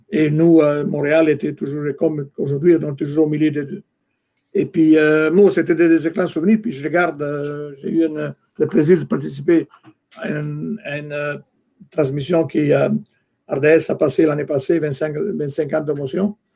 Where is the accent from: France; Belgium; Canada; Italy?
Italy; moved away; Moi, je venais d'Italie, je pense, en 1974, c'était les années 80, début des années 80. J'avais cette culture de soccer, football en Italie.